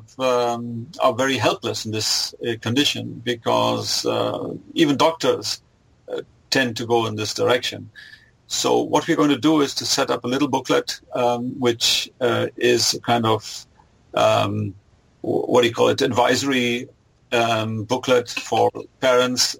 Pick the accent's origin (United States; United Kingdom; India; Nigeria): India; now in Germany; I was born in Germany, but I grew up in India.